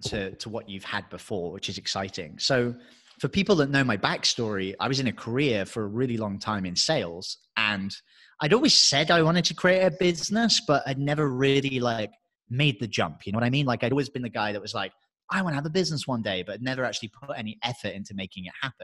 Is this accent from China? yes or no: no; England, United Kingdom; moved away as an adult; I'm English